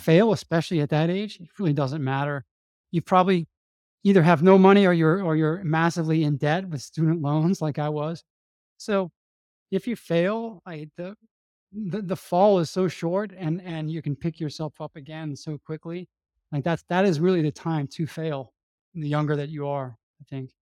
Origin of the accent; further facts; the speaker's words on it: New Orleans, Louisiana, United States; moved away; I'm from New Orleans, Louisiana, and, um, I had a, I had a pretty traditional, uh, conservative Catholic upbringing in New Orleans